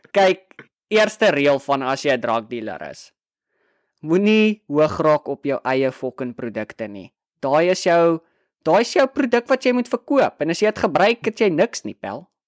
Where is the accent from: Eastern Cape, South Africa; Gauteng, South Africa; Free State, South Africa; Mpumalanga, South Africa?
Free State, South Africa; Brandfort; moved away as an adult; also born or lived in Bloemfontein; ek kom van Brandfort